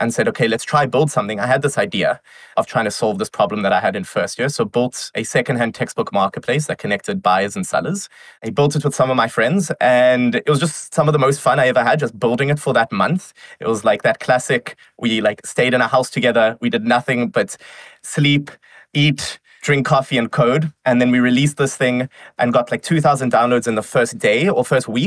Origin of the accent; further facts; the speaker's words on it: Johannesburg, Gauteng, South Africa; moved away; I am originally from South Africa. I was born in Johannesburg.